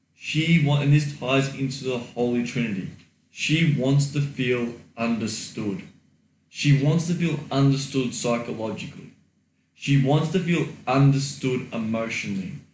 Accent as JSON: {"language": "English", "country": "Australia", "said": "I am Australian, mate"}